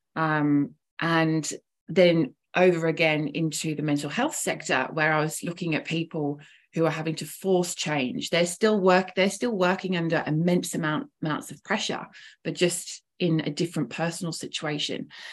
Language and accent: English; England, United Kingdom; moved away as an adult; now in Melbourne, Australia; I'm originally from England, so from quite quite a, uh, a long way away, but I've been living in Melbourne now for about 10 years.